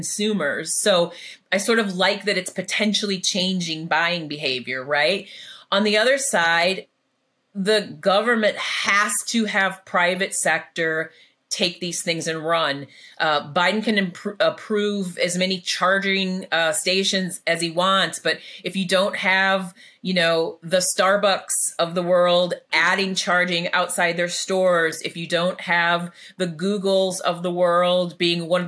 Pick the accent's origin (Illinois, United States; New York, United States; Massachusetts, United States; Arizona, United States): Illinois, United States; I'm from Illinois.